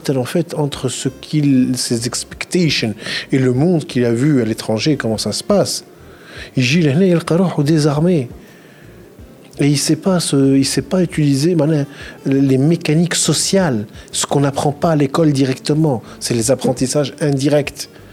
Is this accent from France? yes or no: no; Tunisia; je suis tunisien